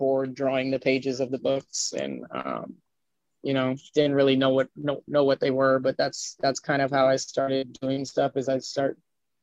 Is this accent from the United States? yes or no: yes; Miami Beach, Florida, United States; also born or lived in Brooklyn / California / Los Angeles; now in Hollywood, United States; I grew up in Florida